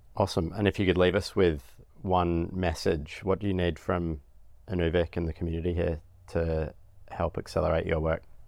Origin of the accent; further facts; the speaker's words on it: Australia; as an Australian